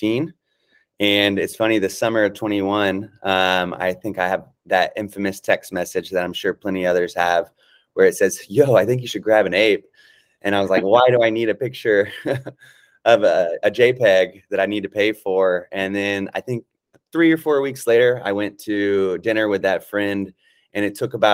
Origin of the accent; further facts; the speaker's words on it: Atlanta, Georgia, United States; now in Los Angeles, United States; I currently reside in Los Angeles. I'm from Atlanta